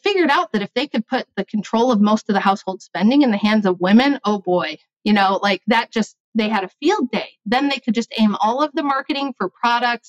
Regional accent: United States; being American

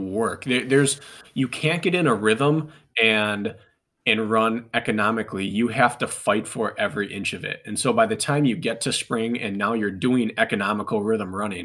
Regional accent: Wisconsin, United States; I'm from Wisconsin. So we kind of grew up doing this.

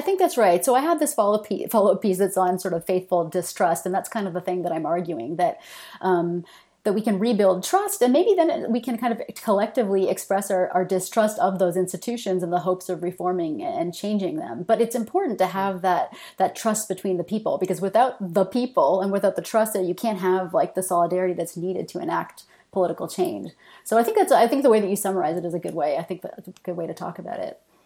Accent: Canada; moved away as an adult; also born or lived in Michigan, United States; I'm Canadian, and I should say I only moved back to Canada after being in Michigan for a few years

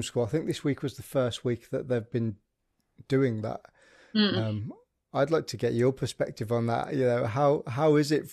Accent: Birmingham, West Midlands, United Kingdom; moved away; I'm from the Midlands, so I'm from Birmingham originally.

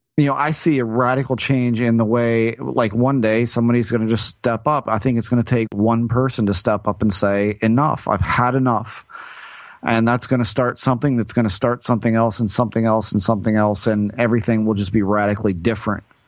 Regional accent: United States; I'm still an American

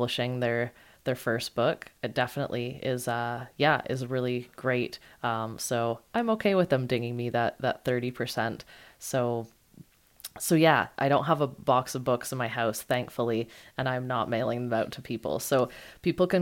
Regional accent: Canada; I'm Canadian

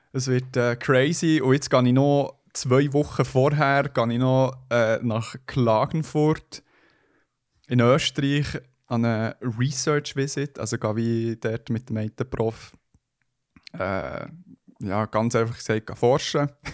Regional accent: Switzerland; Schweizer Bünzli, wo ich bin

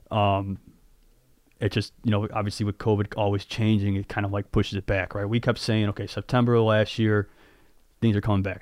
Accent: Addison, Illinois, United States; also born or lived in River North, Chicago; where I grew up in Addison

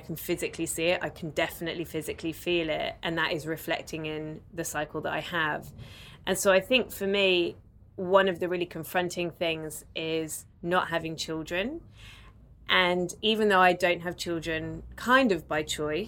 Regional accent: United Kingdom; now in Melbourne, Australia; we are both British, as you can tell by our voices, we are in Melbourne

